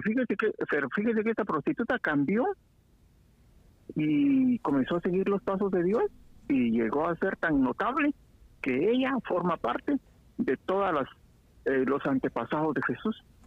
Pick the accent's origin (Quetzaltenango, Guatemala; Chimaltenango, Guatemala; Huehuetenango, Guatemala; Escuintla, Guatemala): Quetzaltenango, Guatemala; accent: Mexican; moved away as an adult; also born or lived in Guatemala City; now in United States; yo nací en Sera y crecí en Sera casi toda, hasta los 20 años.